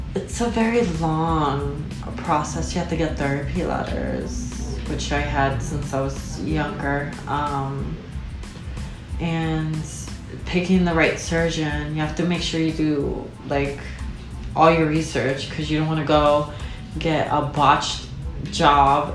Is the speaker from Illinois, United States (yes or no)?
no; New York, United States; I was born in New York